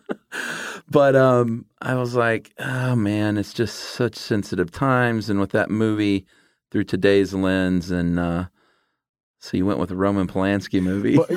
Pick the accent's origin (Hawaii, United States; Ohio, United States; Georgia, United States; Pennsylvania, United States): Georgia, United States; Stone Mountain; me growing up in Stone Mountain